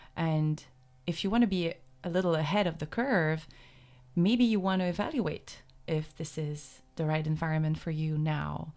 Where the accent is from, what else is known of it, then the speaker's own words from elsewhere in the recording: Canada; moved away; I'm from Canada